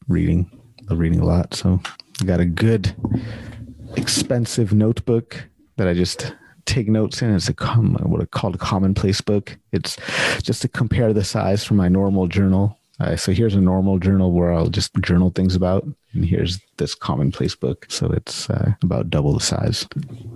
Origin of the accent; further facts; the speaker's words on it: United States; moved away as an adult; now in Canada; I'm born and raised in the States